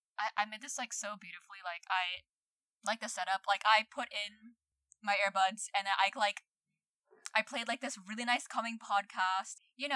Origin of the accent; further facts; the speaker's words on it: Philippines; English is a second language; now in New Zealand; I'm like, okay, like, I'm a permanent resident here, but I still have a Filipino passport. I'm a Filipino.